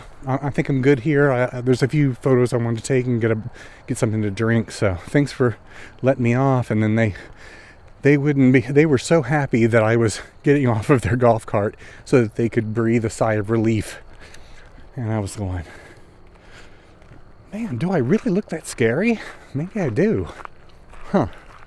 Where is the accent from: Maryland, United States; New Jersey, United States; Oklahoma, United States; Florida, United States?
Oklahoma, United States; born there; also born or lived in Texas; well, I wasn't born there. I was born in Oklahoma.